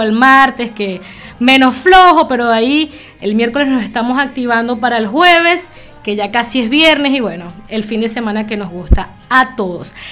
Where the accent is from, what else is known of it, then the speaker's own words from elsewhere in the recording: Venezuela; somos de un país caribeño, soy venezolana